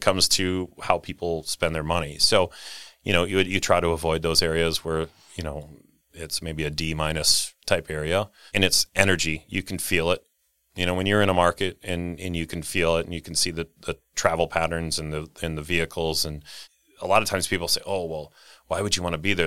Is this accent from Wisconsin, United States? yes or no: yes; Rio, Wisconsin, United States; Little town, uh, called Ryo, Wisconsin